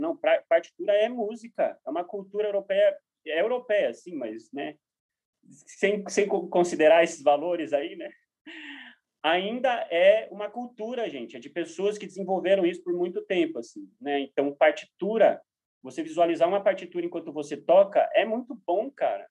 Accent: Brazil; como brasileiros

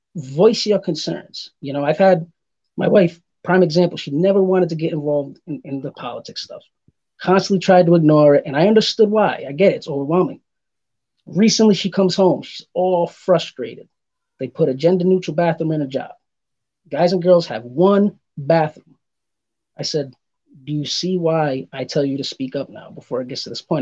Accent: Providence, Rhode Island, United States; moved away; also born or lived in Massachusetts; originally I'm from uh, Providence, Rhode Island. I've lived in Massachusetts too.

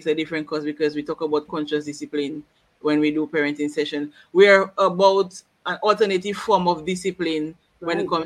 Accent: Woodford Hill, Saint Andrew, Dominica; I'm from Woodford Hill.

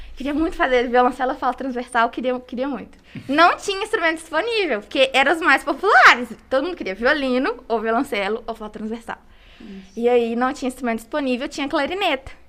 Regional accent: Congonhas, Minas Gerais, Brazil; eu sou daqui de Congonhas

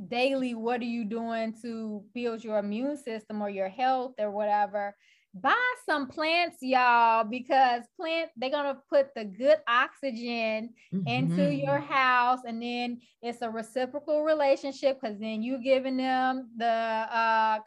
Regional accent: Chicago, Illinois, United States; I'm from Chicago and I'm still in Chicago.

